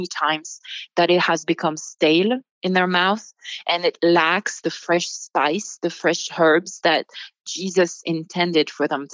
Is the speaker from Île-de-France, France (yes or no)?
no; Bordeaux wine country, Nouvelle-Aquitaine, France; moved away as an adult; now in United States; I grew up in the Bordeaux wine country.